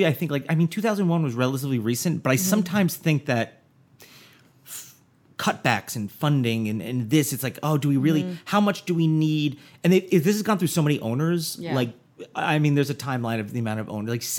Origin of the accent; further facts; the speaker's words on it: New Jersey, United States; Jersey, my home state.